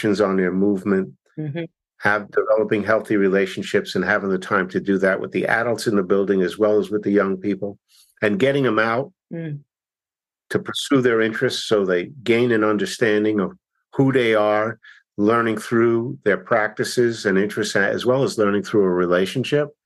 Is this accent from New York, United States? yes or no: yes; New York City, New York, United States; I grew up in Brooklyn, 5 blocks from Ebbets Field